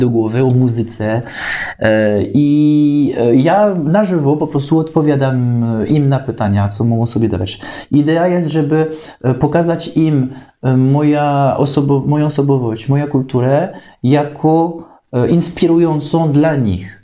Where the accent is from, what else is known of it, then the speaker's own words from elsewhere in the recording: France; Polish is a second language; moved away as an adult; now in Kraków, Poland; ja jestem Francuzem